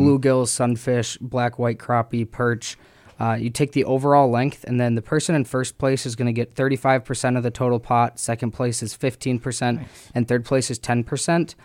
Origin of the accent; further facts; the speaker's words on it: Minneapolis, Minnesota, United States; also born or lived in Texas; now in Winona, United States; then I moved up here when I was younger, and I'm from the Twin Cities